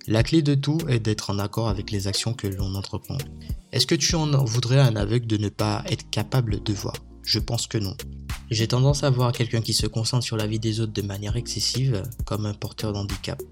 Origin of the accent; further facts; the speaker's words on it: Martinique; now in Réunion; je suis originaire de la Martinique